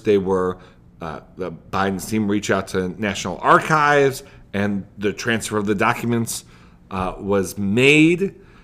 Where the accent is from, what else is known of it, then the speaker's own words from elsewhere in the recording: United States; as an American